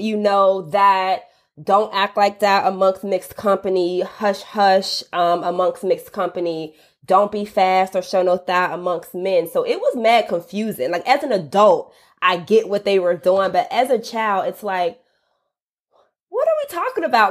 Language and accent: English; College Park, Georgia, United States; I'm from College Park, Georgia, which is a suburb of Atlanta, uh, predominantly Black neighborhood, very much working class